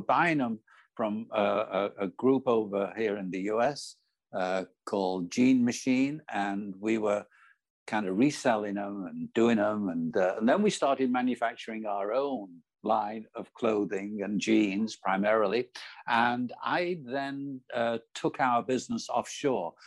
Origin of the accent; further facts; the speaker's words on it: Manchester, North West England, United Kingdom; moved away; I was born in Manchester in the north of England.